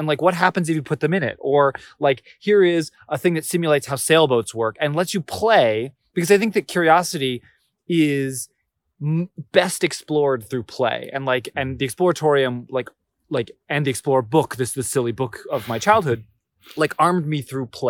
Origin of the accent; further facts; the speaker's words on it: Orange County, California, United States; So I grew up in Orange County, California, which is like this famous place that there was like a TV show about it.